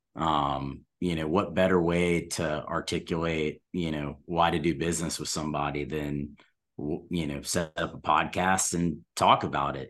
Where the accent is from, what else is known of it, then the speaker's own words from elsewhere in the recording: Atlanta, Georgia, United States; I'm from Atlanta